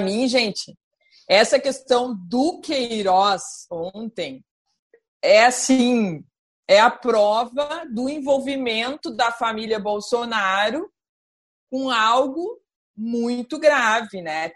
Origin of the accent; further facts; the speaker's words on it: Brazil; como brasileira, como cidadã